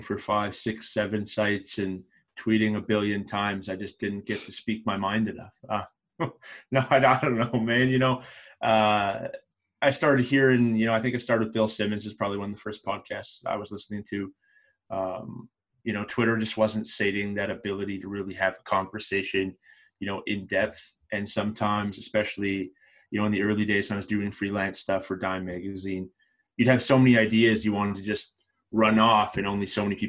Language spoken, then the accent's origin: English; Calgary, Alberta, Canada; I'm from Calgary, Alberta